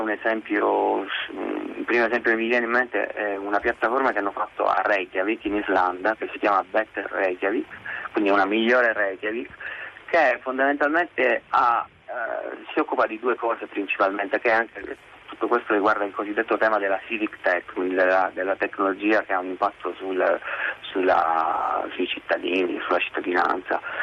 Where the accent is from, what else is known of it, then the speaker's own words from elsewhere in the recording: Italy; moved away; also born or lived in Dublin, Ireland / London, United Kingdom; ci tengo tantissimo al mio paese